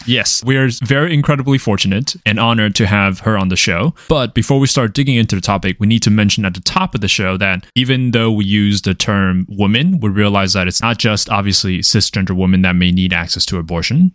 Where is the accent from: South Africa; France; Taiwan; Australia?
Taiwan; moved away; I am an immigrant. And growing up in Taiwan